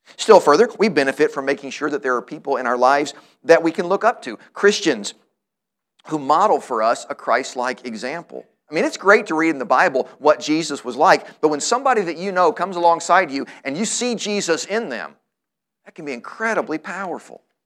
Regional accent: Louisville, Kentucky, United States; the church where I grew up here in Louisville

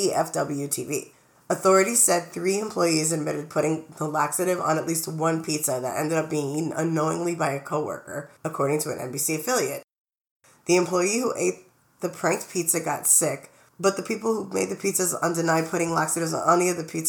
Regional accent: New York City, New York, United States; we're from Brooklyn.

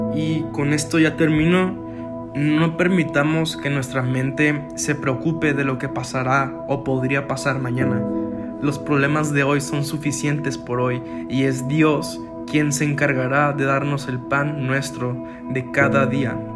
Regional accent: Monterrey, Nuevo León, Mexico; Yo soy de Monterrey, Nuevo León, 100% regio.

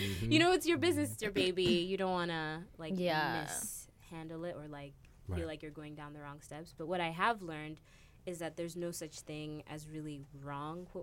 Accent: Kenya; moved away; I'm from Kenya originally

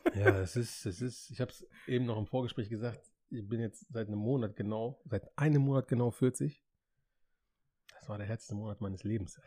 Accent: Hameln, Lower Saxony, Germany; ich bin in Hameln geboren und aufgewachsen

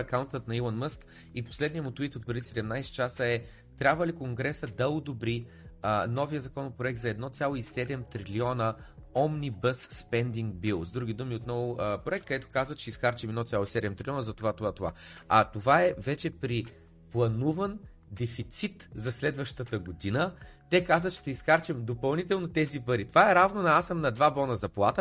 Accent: Bulgaria; moved away as an adult; also born or lived in United Kingdom; съм беден българин, дошъл от

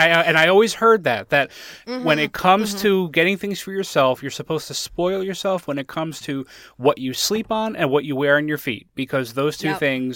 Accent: Connecticut, United States; I'm on the East Coast. I'm in Pennsylvania now, but I grew up in Connecticut, and that's where that store was.

